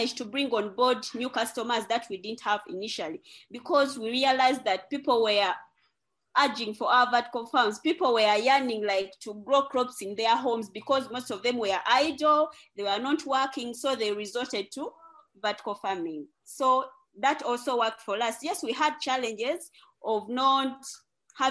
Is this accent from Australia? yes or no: no; Uganda; from Uganda